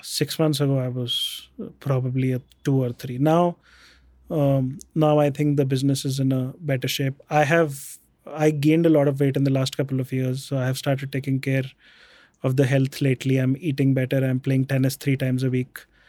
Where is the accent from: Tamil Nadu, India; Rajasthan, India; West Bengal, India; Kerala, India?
Rajasthan, India; Jaipur; also born or lived in Bikaner; we grew up in Jaipur. I was born in Bikaner.